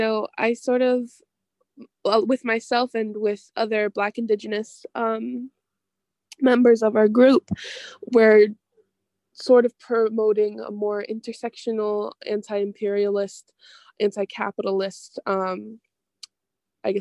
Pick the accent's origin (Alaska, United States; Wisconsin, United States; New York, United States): Wisconsin, United States; Milwaukee; I was born and raised in Milwaukee, Wisconsin